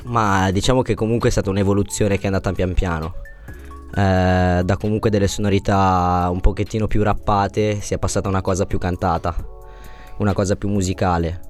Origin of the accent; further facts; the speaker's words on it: Monza, Lombardy, Italy; now in Cesano Boscone, Italy; Sono di abitavo sono nato a Monza, adesso abito a Cesano Boscone, dove lavoro, praticamente sono di zona lì adesso